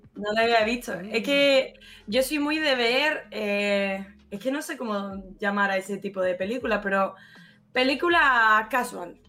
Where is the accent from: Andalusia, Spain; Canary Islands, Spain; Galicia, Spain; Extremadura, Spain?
Andalusia, Spain; Málaga; also born or lived in Benalmádena; Soy totalmente falsa, malagueña falsa